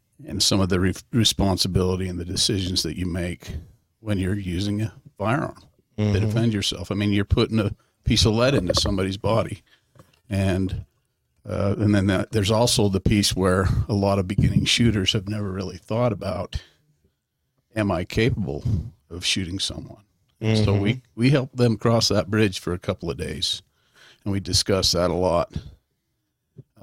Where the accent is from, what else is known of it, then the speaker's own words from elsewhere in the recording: Payson, Utah, United States; also born or lived in Oregon / Nebraska; I grew up in Payson